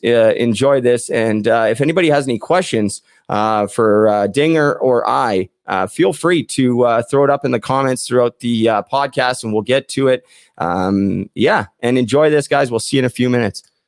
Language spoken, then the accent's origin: English; Port Coquitlam, British Columbia, Canada; my hometown of Port Coquitlam